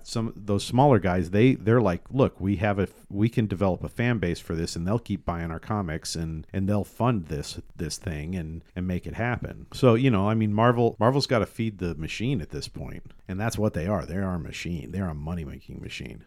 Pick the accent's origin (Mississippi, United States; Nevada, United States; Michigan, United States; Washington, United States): Washington, United States; Tacoma; I grew up in the eighties and nineties in Tacoma